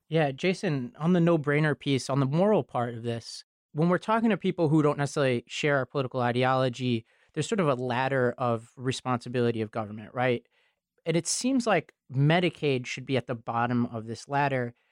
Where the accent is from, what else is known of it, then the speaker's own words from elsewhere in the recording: New York City, New York, United States; I grew up in Staten Island, New York, and, and partially in this town called Travis